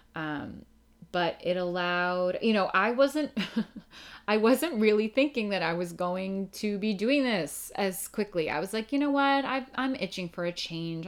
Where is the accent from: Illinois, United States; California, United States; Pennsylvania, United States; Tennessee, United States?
Pennsylvania, United States; outside of Philadelphia; moved away as an adult; also born or lived in New York City; I grew up outside of Philadelphia in Pennsylvania